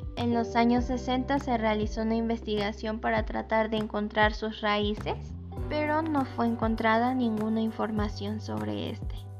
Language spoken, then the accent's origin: Spanish; Atenco, State of Mexico, Mexico